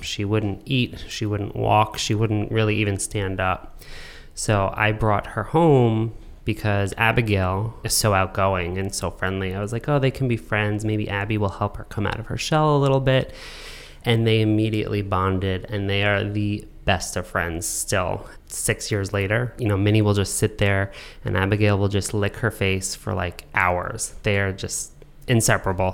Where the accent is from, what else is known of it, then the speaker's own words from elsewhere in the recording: New York, United States; growing up in New York